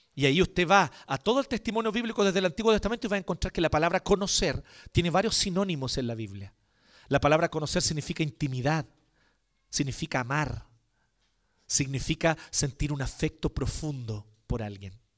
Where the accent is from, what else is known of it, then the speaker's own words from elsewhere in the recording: Chile; Antes que chileno